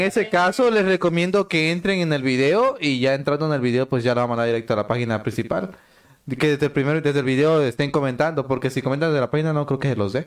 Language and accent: Spanish; El Parral, Chiapas, Mexico; soy del Parral Chiapas, un municipio que pertenecía antes a Villacorso